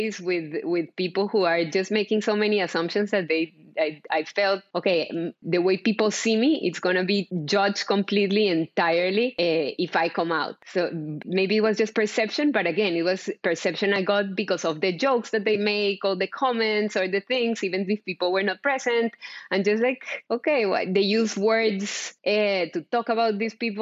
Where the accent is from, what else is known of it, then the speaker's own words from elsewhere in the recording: Colombia; moved away; I'm from Colombia, I think I forgot to mention, but I was born and raised in Colombia.